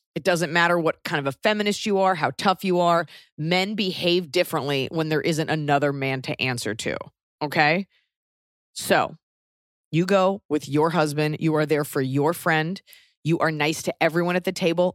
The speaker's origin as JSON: {"language": "English", "country": "United States", "also_born_or_lived": "Europe", "moved": "yes", "said": "being, feeling you're special as an American"}